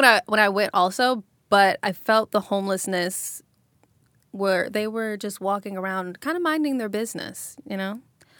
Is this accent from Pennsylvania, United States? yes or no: no; New York, United States; I'm from New York.